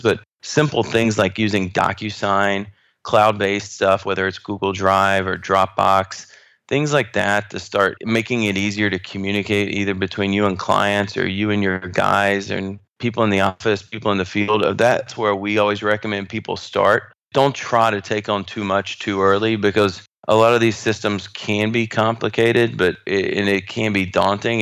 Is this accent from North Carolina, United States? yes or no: yes; North Carolina, United States; moved away as an adult; now in Houston, United States; I grew up in North Carolina